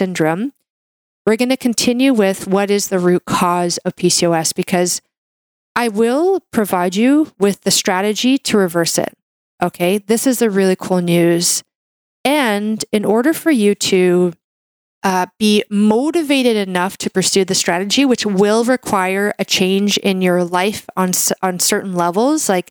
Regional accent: Canada; I'm a Canadian medical doctor

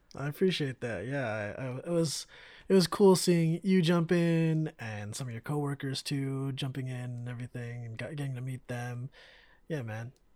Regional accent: Bay Area, California, United States; growing up in the Bay Area

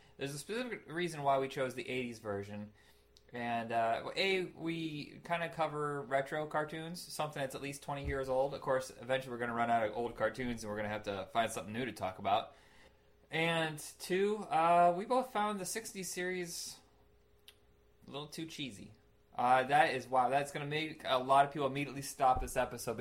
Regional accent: Indiana, United States; now in Portland, United States; I grew up in Indiana

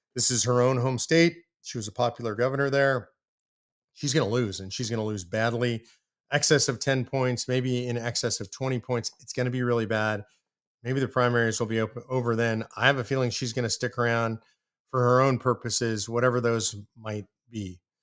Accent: Texas, United States; I'm a biased Texan

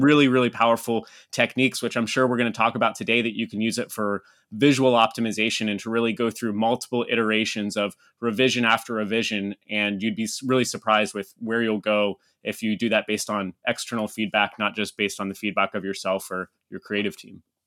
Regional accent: Havre de Grace, Maryland, United States; moved away as an adult; also born or lived in Manila, Philippines / Cebu, Philippines / Texas / Brazil; That's where I grew up. Yeah, it's my hometown

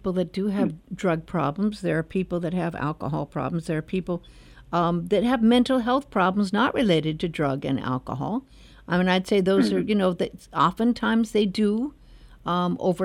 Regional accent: Los Angeles, California, United States; I was born in Los Angeles and raised.

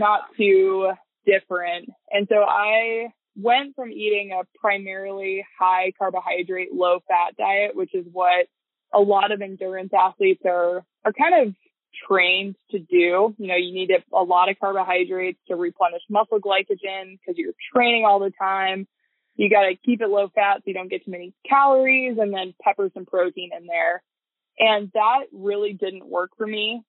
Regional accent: Bird Creek, Alaska, United States; I was born and raised in Bird Creek, Alaska

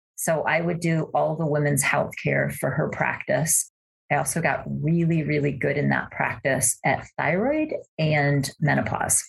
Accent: Cleveland, Ohio, United States; now in Idaho, United States; I grew up in Cleveland, Ohio

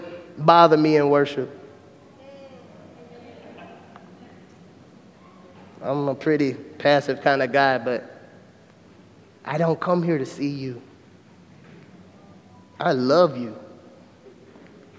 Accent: Mobile, Alabama, United States; moved away as an adult; I came from John L. LaFleur Magnet School, which is a public school in Mobile, Alabama.

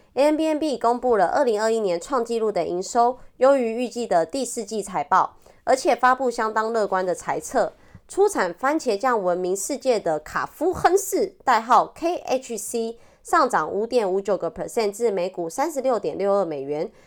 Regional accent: Taiwan; accent: Taiwanese Mandarin; 我是台湾国语界最正的唱妞

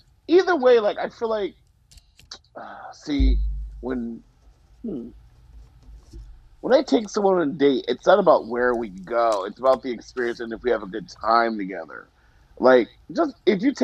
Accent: Arizona, United States; moved away; when I grew up in Arizona, like we had Dunkin' Donuts, so it was munchkins

